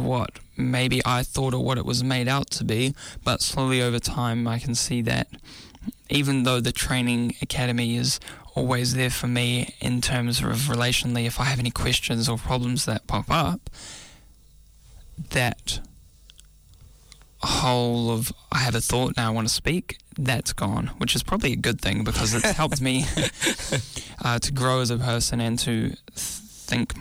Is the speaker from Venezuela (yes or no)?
no; Auckland, New Zealand; Growing up in South Auckland and now relocated to Central Auckland